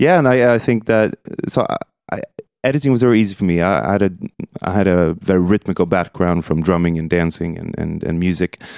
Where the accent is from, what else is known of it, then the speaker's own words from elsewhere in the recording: Stockholm, Stockholm County, Sweden; also born or lived in New York City / London; predominantly in Stockholm